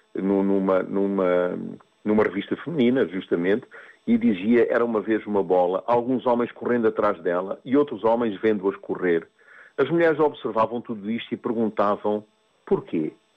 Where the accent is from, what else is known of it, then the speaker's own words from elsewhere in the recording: Mozambique; moved away as an adult; eu vivi em África, nasci em África, eu nasci em Moçambique e sempre e foi lá que eu vivi até aos 28 anos